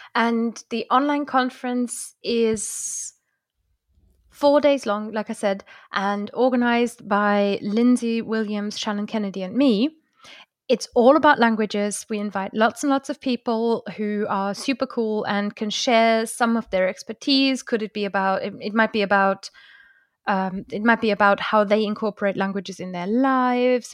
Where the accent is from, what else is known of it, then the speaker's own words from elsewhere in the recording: Germany; first language German; English is a second language; moved away; I grew up near Luxembourg and near France